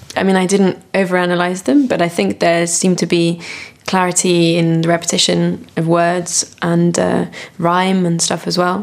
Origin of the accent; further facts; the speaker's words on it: France; now in United Kingdom; working with a French theatre company, so I'm going back a lot to my home country